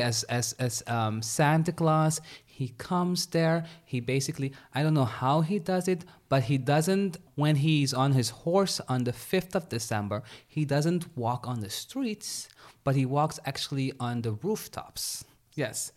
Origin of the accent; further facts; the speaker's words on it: Suriname; moved away; Suriname, I come from Suriname.